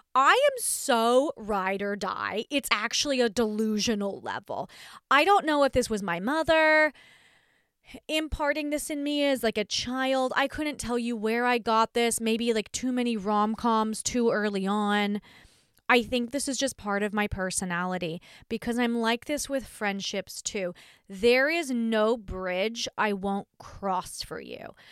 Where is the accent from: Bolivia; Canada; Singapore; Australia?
Australia; I'm Australian